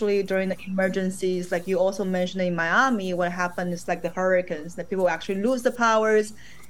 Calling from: Shenzhen, Guangdong, China; right now I'm actually calling from Shenzhen, China.

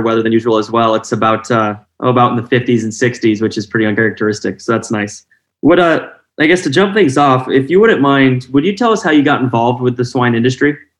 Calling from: Iowa, United States; I'm calling from Iowa

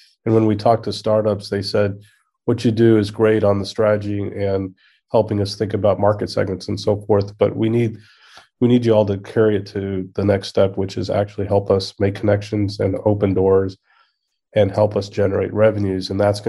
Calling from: The Woodlands, Texas, United States; I'm in the Woodlands, Texas.

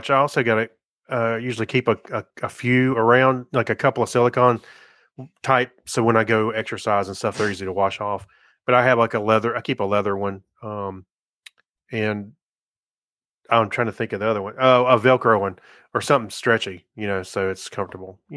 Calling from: Las Vegas, Nevada, United States; I'm calling you from Las Vegas.

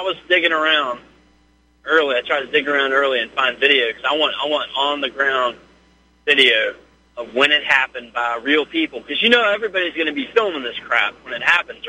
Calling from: Virginia, United States; Hey, this is …. I'm calling from Virginia.

